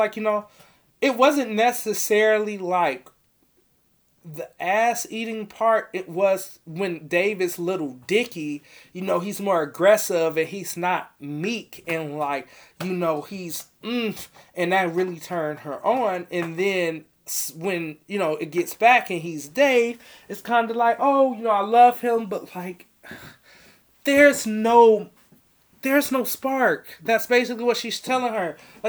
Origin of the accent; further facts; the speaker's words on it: Chicago, Illinois, United States; born there; I was born in Southside Chicago with his shameless ass.